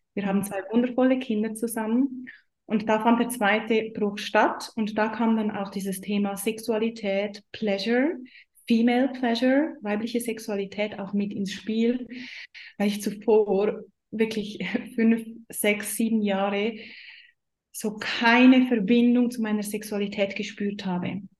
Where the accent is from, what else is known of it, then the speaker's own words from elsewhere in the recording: Switzerland; ich komme aus der Schweiz, ihr hört das wahrscheinlich schon